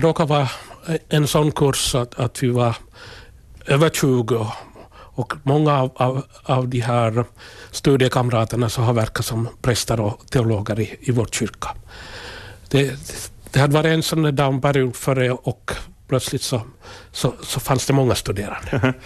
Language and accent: Swedish; Kokkola, Central Ostrobothnia, Finland; Jag är född i, född i Karleby, alltså gamla landskommunen. Mm. Och jag är en jordbrukarfamilj med, med föräldrar och tre bröder